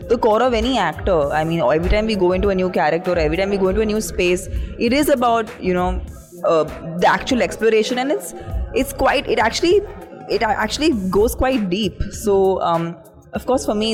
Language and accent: English; India; And today I'm at Cannes after 17 years of working in the industry, finally feeling that, you know, that as an Indian actor, I finally feel represented properly, represented truly.